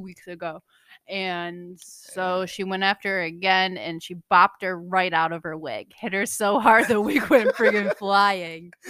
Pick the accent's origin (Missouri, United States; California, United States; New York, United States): New York, United States; New Hartford; moved away; I'm from Central New York, small little town. Shout out New Hartford